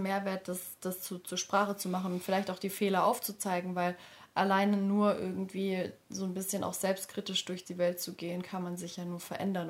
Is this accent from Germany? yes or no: yes; area around Stuttgart, Baden-Württemberg, Germany; Also ich komme aus der Ecke von Stuttgart